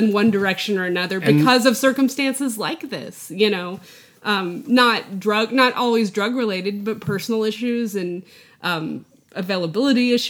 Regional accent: the panhandle of Texas, United States; where I grew up in North, it's the panhandle of Texas

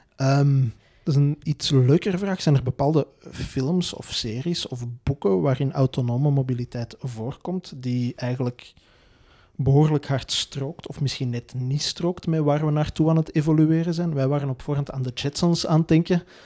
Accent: Belgium; wij als Belgen

